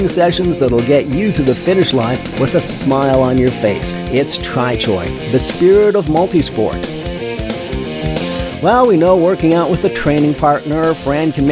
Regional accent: Saskatchewan, Canada; I come from Saskatchewan

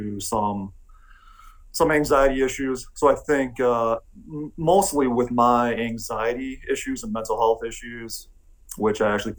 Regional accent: Milwaukee, Wisconsin, United States; moved away as an adult; now in Vail, United States; I grew up in Milwaukee, Wisconsin.

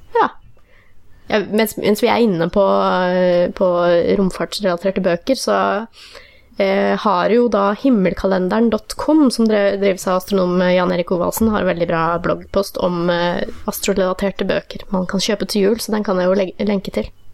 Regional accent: Fredrikstad, Østfold, Norway; min hjemby Fredrikstad

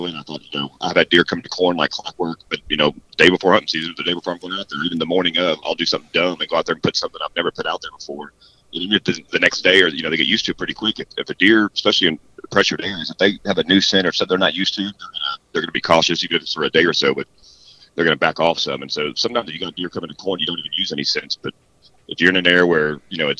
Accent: Hardin County, East Texas, United States; also born or lived in Montgomery County, Texas; I grew up hunting in East Texas and Hardin County and, you know, even Montgomery County some

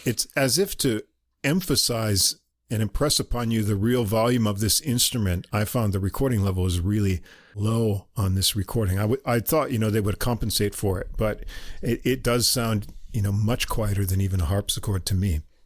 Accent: New York, United States; accent: New York; moved away as an adult; now in Japan; I'm not from New York City anyway, just from New York State, so no one's gonna peg me as a New Yorker

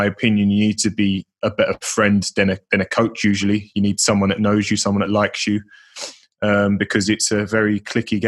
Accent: Leyton, London, United Kingdom; I grew up an Orient fan as well, because they were my local side

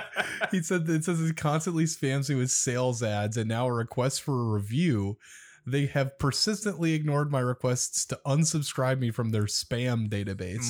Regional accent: Omaha, Nebraska, United States; my hometown

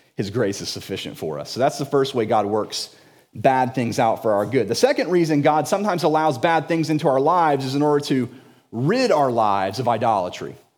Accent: Jacksonville, Florida, United States; I was born and raised in Jacksonville.

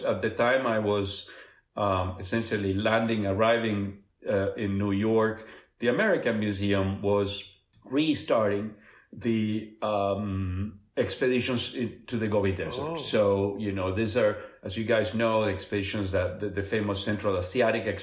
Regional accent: Buenos Aires, Argentina; moved away; I grew up in Buenos Aires in, you know, an apartment in a high rise

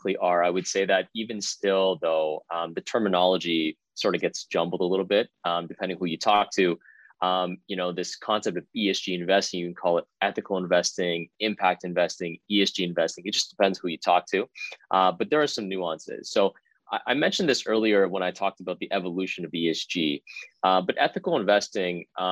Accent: Richmond Hill, Ontario, Canada; I'm from Richmond Hill, just north of the city of Toronto

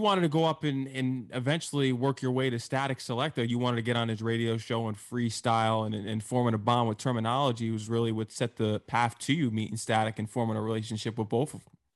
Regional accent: Connecticut, United States; I'm from Connecticut

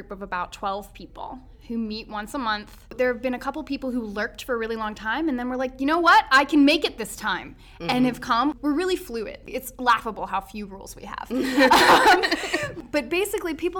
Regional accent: Louisville, Kentucky, United States; I'm also a native Louisvillian

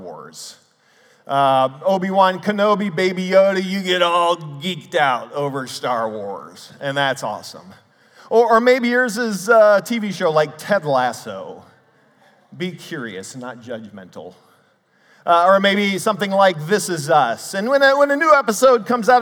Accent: Cleveland, Ohio, United States; I grew up in the Cleveland area, and I was raised to love sports.

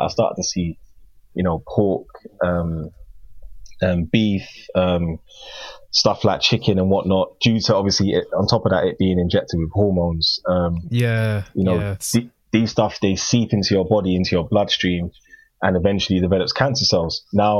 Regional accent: Ghana; I'm African, so I don't understand what, I'm Ghanaian.

